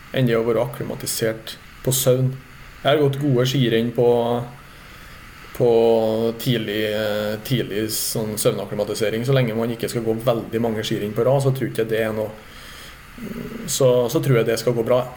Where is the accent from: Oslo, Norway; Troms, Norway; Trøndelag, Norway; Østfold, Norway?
Trøndelag, Norway; near the Swedish border; also born or lived in Meråker; i Trøndelag, der jeg kommer fra. Så det, det er jo der jeg er oppvokst